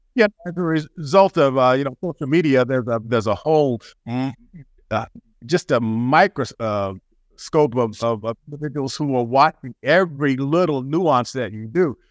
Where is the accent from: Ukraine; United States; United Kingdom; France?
United States; Greenville, South Carolina; moved away; I was a country boy. I'm from Greenville, South Carolina originally.